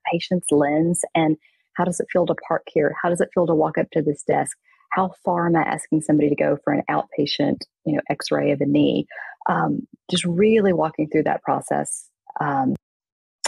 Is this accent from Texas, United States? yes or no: yes; East Texas, United States; I grew up in East Texas